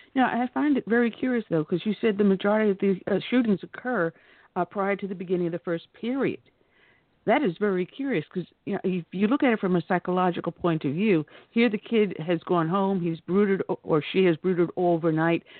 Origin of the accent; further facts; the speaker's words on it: New York, United States; moved away; also born or lived in the American South; I'm originally from New York, but I got down here as soon as I could.